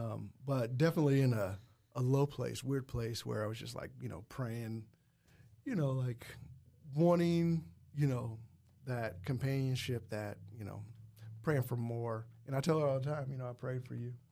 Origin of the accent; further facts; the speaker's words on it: Muncie, Indiana, United States; I'm from Muncie, Indiana